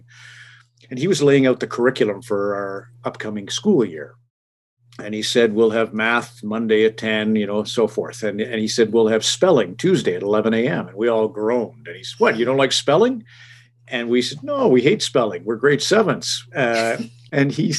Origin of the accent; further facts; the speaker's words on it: Red Deer, Alberta, Canada; I grew up principally in Red Deer